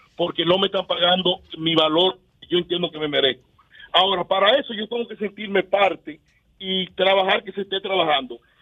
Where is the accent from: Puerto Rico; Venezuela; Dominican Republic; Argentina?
Dominican Republic; yo soy dominicano